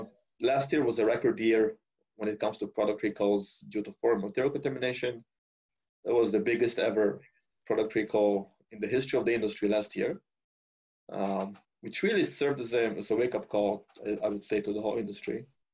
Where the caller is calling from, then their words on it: Calgary, Alberta, Canada; Yes, correct? Yes, I'm calling from Calgary.